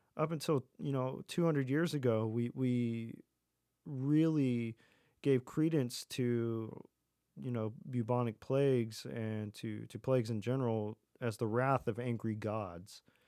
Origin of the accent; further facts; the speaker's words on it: Texas, United States; growing up in Texas